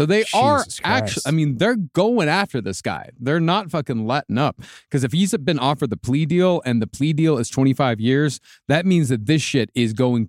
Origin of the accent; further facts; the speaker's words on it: small town north of Abilene, Texas, United States; I'm from a small town, you know, like, north of Abilene.